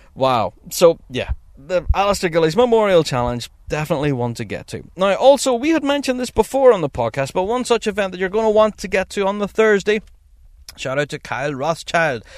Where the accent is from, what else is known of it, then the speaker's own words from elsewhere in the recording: Northern Ireland, United Kingdom; I'm from Northern Ireland